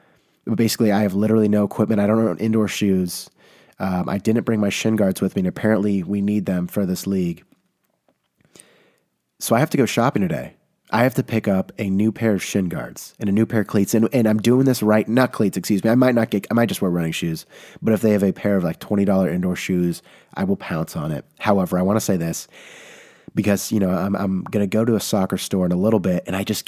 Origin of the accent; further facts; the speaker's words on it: California, United States; I can say that I'm from the Bay Area. Not many, you know, people can do that, but it's a hot commodity all of a sudden.